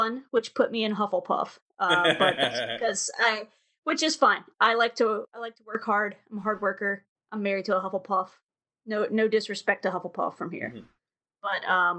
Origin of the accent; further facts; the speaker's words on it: Maryville, Tennessee, United States; I am from a little town called Maryville, Tennessee